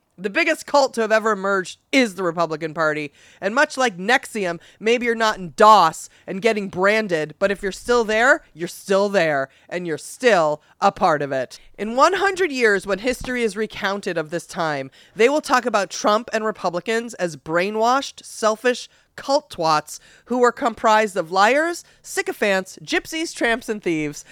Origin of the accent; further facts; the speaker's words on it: Massachusetts, United States; my home state of Massachusetts